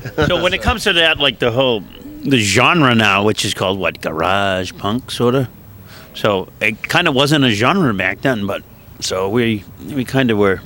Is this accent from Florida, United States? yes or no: no; Boston, Massachusetts, United States; We grew up in uh, Boston, in a part of Boston called Dorchester